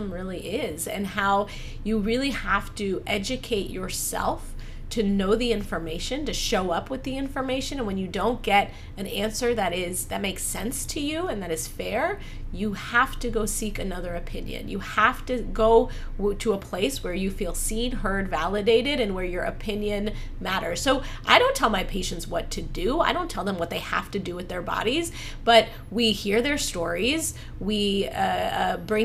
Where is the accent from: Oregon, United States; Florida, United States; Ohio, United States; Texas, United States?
Ohio, United States; I was born in Ohio